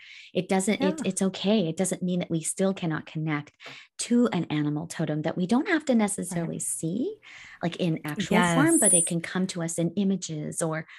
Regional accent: Alberta, Canada; I grew up in Northern Alberta, where we had lots of bears.

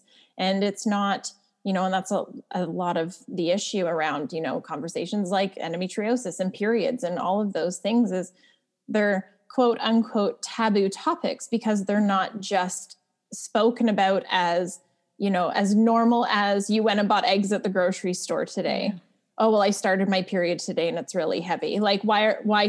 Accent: Canada; also born or lived in Ontario; I am a Canadian. I live in Ontario

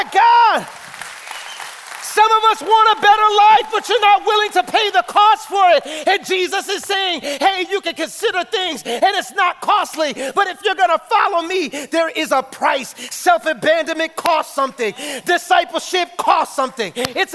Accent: New York City, New York, United States; I'm from the Bronx

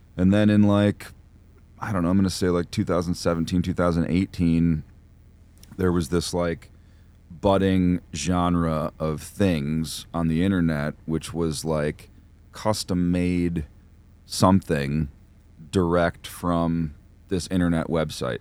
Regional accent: New York, United States; when I was growing up in New York, I was very, very close to, like, the Syracuse and Buffalo hardcore scenes

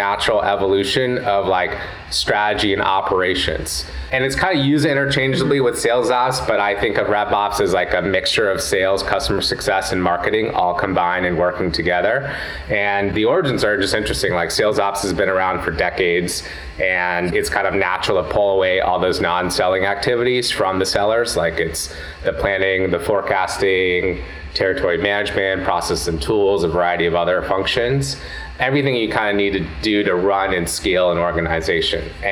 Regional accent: Southern California, United States; moved away as an adult; now in San Francisco, United States; I grew up in Southern California

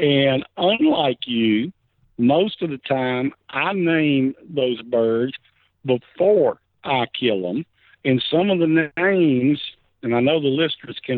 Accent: Hattiesburg, Mississippi, United States; I was born and raised in Hattiesburg, Mississippi

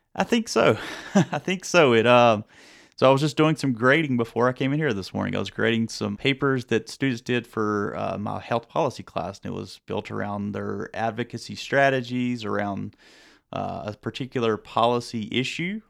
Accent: North Carolina, United States; growing up in North Carolina

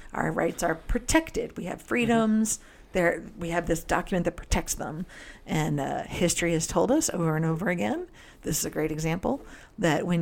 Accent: New Jersey, United States; moved away as an adult; I am born from New Jersey and lived there for 20 years, because 18, 19, 20 were kind of just a few months here and there. So it's 19 years

